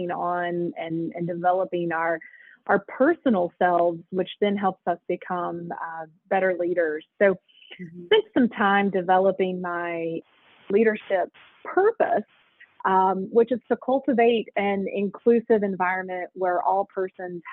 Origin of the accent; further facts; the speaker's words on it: Fayette County, West Virginia, United States; I have lived my entire life in West Virginia. I grew up in Fayette County.